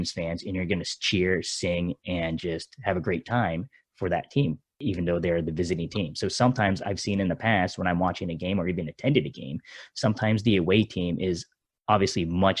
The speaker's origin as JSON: {"language": "English", "region": "Eastern Pennsylvania", "country": "United States", "tie": "born or raised there", "said": "I grew up in Pennsylvania. So I'm a Philadelphia Phillies fan, Eastern Pennsylvania."}